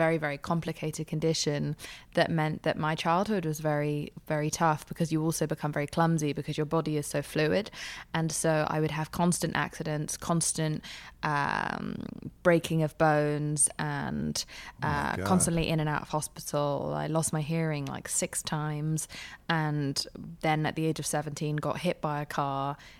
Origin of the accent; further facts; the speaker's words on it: England, United Kingdom; also born or lived in Spain / Pakistan; I grew up in England. I temporarily moved to Spain when we ran out of money, and then when we ran out of even more money, we moved to Paki